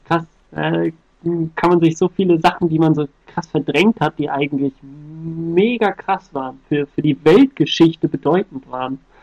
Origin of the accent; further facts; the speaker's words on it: Germany; als Deutscher